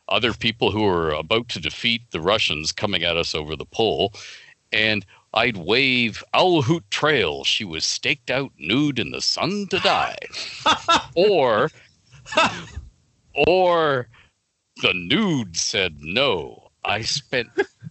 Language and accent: English; Toronto, Ontario, Canada; I grew up in Don Mills